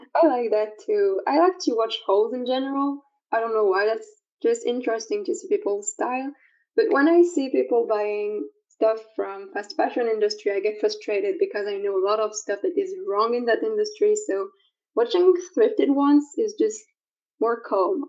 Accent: France; I'm from France

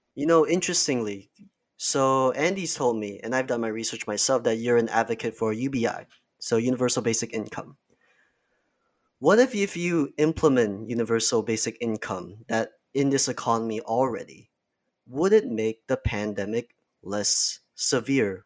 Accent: Malaysia; now in Canada; I am not from Canada, I'm from Malaysia.

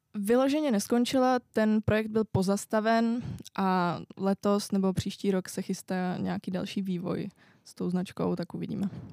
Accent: Czechia; also born or lived in France

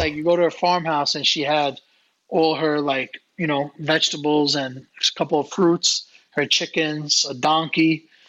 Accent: New York City, New York, United States; they're from Long Island and I'm from Brooklyn.

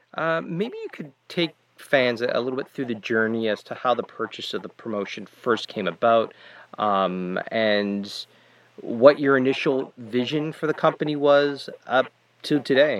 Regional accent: Canada; as a Canadian

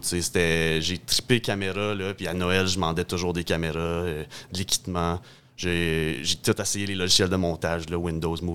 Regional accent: Lefaivre, Ontario, Canada; also born or lived in Hawkesbury, Ontario; j'étais un petit gars de Lefebvre en Ontario.

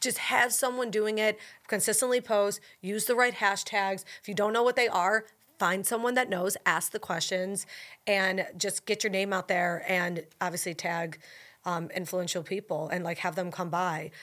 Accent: Buffalo, New York, United States; now in New Orleans, United States; I'm from Buffalo

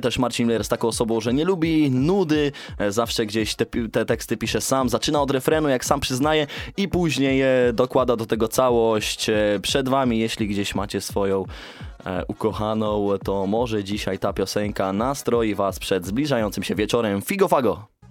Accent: Sfornegacie, Poland; Ja właśnie wywodzę się z małej miejscowości jeśli, jeśli jeszcze ktoś jej nie wie. Sfornegacie

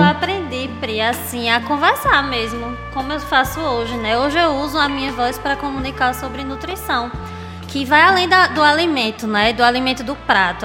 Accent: Agreste of Pernambuco, Brazil; now in Recife, Brazil; eu sou uma mulher agrestina, né? Nasci no Agreste de Pernambuco

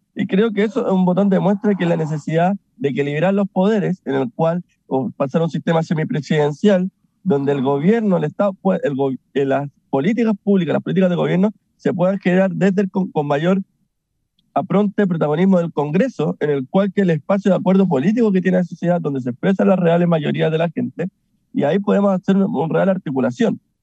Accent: Chile; nos vamos a ver como chilenos y chilenas

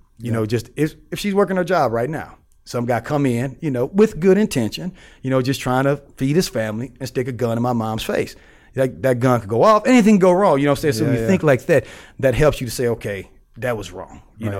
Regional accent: St. Louis, Missouri, United States; You know, I'm from St. Louis. You know, St. Louis is the hood.

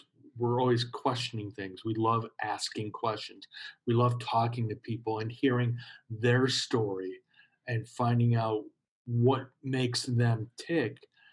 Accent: Chicago, Illinois, United States; growing up in Chicago

